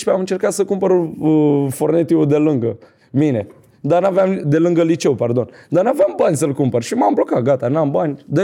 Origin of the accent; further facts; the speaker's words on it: Bucharest, Romania; Din uh, Ferentari.